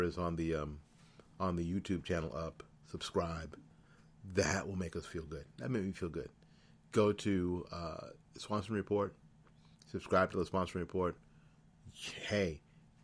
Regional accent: Florida, United States; also born or lived in New Jersey; I'm from flipping New Jersey, and I've lived all my life in Florida

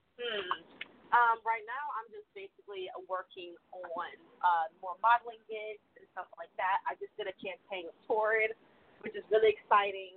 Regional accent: Detroit, Michigan, United States; when I was younger, growing up in Detroit

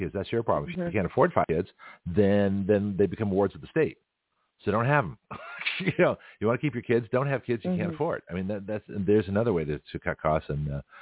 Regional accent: the South, United States; accent: Southern; my apologies to my redneck brethren with my accent, but that's how we do it around here

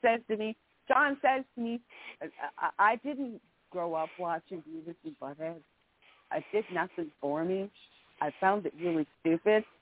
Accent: Canada; I'm a Canadian

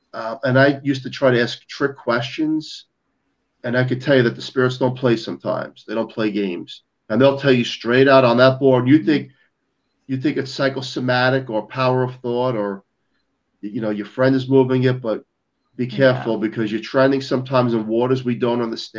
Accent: New York, United States; I'm a New Yorker. I debunk everything.

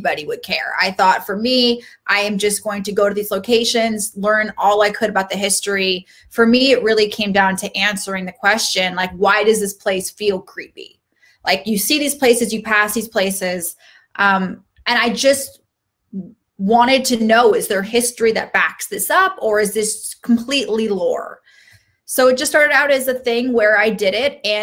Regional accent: Seattle, Washington, United States; now in Los Angeles, United States; I grew up in Seattle, and I had a very interesting childhood

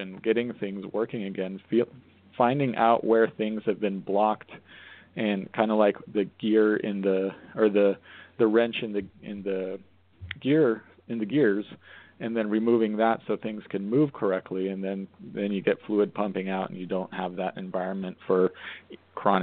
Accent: Colorado, United States; moved away; also born or lived in Arizona / Portland, Maine / New York City; I grew up in Colorado, so it's like, you know, I was familiar with different extremes

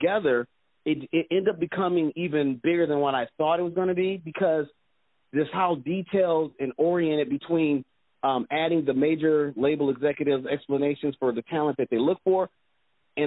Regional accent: Detroit, Michigan, United States; Originally, I'm from Detroit, Michigan

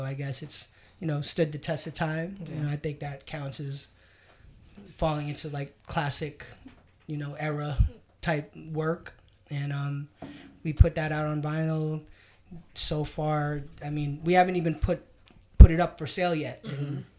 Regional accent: New York City, New York, United States; I'm born and raised in New York. I'm 43

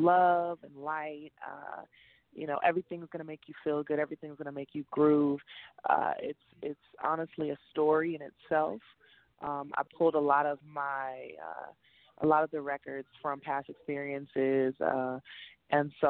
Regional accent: Compton, California, United States; I'm from Compton

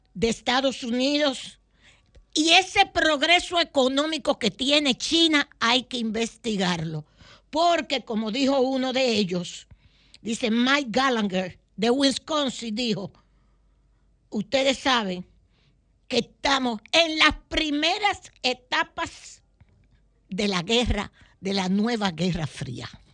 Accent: Dominican Republic; como buenos dominicanos

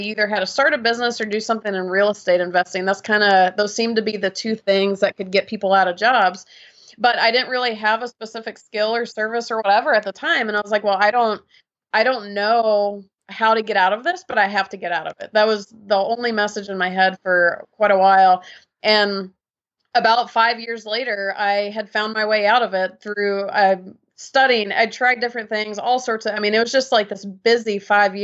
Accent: Georgia, United States; I grew up in Georgia in the States, and kind of a typical Southern lifestyle

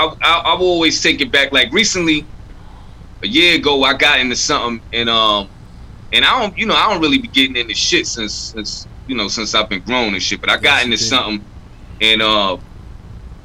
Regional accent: New York City, New York, United States; I grew up in Crown Heights

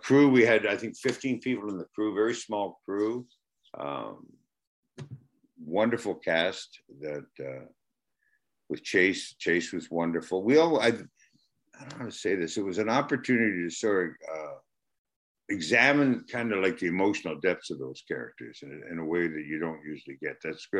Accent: Canada; There's not too much drama or drama that I'm Canadian

